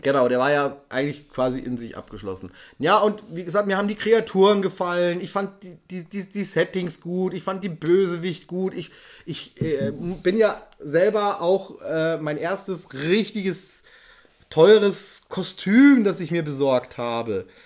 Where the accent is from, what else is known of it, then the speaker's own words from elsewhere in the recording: Ingolstadt, Bavaria, Germany; bei uns in Ingolstadt